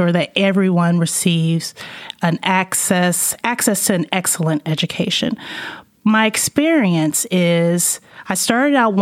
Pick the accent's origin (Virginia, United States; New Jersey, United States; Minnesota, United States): Virginia, United States; Arlington; moved away as an adult; also born or lived in California / North Carolina / Tulsa, Oklahoma; I'm from this area. I grew up in Arlington mostly